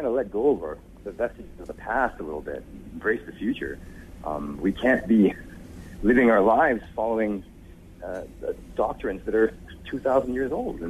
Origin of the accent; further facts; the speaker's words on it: Malaysia; I was born in Malaysia